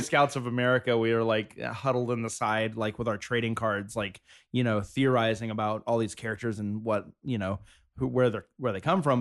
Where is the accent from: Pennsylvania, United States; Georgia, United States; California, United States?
Georgia, United States; South; now in Los Angeles, United States; I grew up in South Georgia